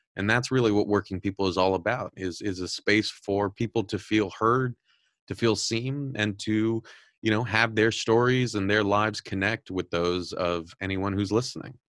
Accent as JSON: {"language": "English", "region": "Southern California", "country": "United States", "tie": "born or raised there", "said": "I'm, I'm originally from Southern California"}